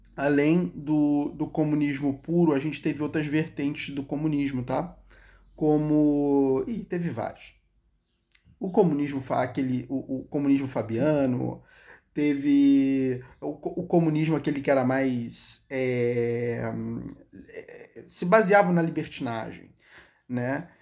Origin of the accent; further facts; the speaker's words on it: Brazil; Eu não sou israelense. A história do povo de Israel não é a minha história. Eu sou o elemento brasileiro